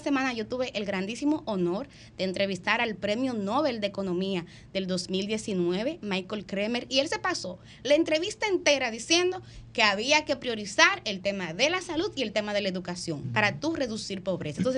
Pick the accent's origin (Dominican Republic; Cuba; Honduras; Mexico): Dominican Republic; yo creo que es un hecho que como dominicanos y como dominicanas tienen que alarmarnos.